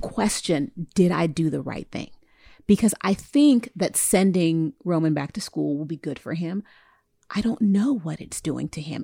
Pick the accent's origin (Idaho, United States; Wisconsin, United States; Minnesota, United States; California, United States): California, United States; I'm from California, West Coast hip hop